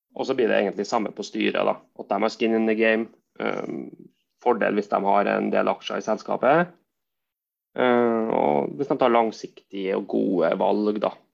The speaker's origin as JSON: {"language": "Norwegian", "town": "Verdal", "region": "Trøndelag", "country": "Norway", "moved": "yes", "lives_now": "Trondheim, Norway", "said": "opprinnelig er jeg fra Verdalen, by mellom Levanger og Steinkjer."}